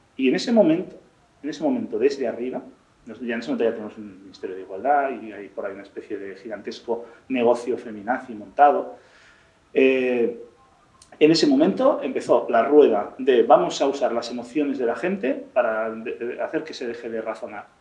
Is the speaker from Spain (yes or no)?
yes; Spain; me siento español